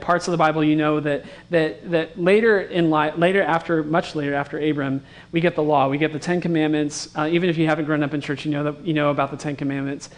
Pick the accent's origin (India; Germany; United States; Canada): United States; West Coast; I grew up on the West Coast, and I've only been around big cities